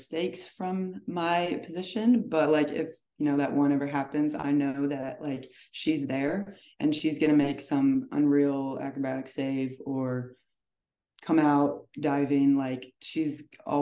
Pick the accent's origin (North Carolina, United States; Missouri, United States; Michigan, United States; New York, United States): Missouri, United States; O'Fallon; someone from my hometown